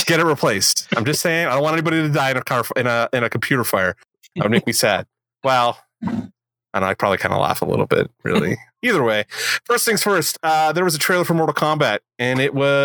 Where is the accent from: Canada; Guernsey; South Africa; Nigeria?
Canada; I'm Canadian